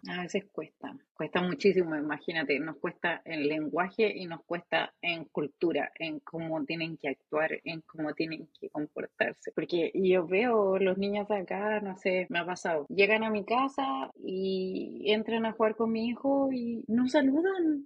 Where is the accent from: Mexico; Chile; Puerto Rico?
Chile; now in United States; como chilenas